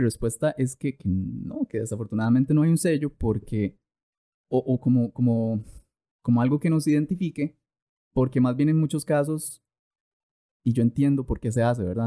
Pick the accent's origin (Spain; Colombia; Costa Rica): Costa Rica; yo soy tico